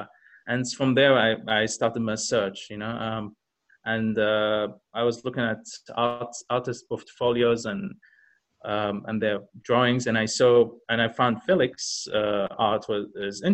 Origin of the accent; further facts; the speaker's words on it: Kuwait; also born or lived in Egypt / China; I was born in Kuwait.